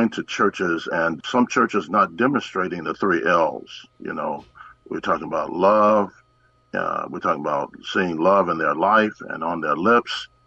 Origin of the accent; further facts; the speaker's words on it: Bakersfield, California, United States; We came from Bakersfield, California.